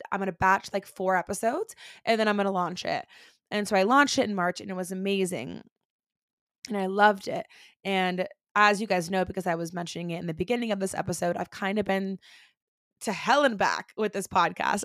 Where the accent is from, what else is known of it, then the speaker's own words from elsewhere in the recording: Orlando, Florida, United States; now in Denver, United States; I am originally from Orlando, Florida. I currently live in Denver, Colorado, again, with my husband and my two baby boys, but we were born and raised in Orlando, Florida